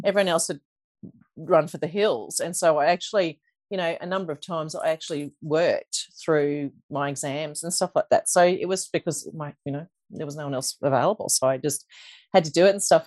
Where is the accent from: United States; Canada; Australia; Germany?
Australia; Toowoomba, Queensland; I grew up in Toowoomba